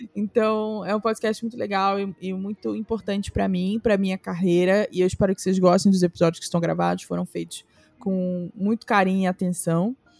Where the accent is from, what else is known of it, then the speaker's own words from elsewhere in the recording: Rio de Janeiro, Brazil; essa foi a minha infância no Camurim, em Jacarepaguá, no Rio de Janeiro.